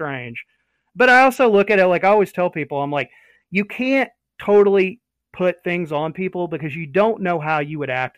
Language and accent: English; United States; us as American citizens, as taxpayers